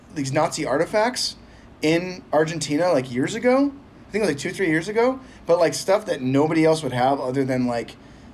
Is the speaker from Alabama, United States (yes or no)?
no; Northern California Bay Area, United States; I grew up in the Bay Northern Area. California, yeah.